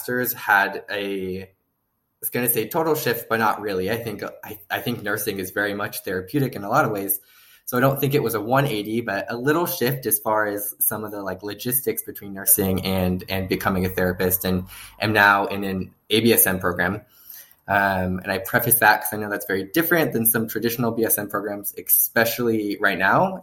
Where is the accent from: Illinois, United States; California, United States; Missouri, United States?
California, United States; Northern; I'm from California, born and raised. I am the epitome of a Californian. I grew up in Northern California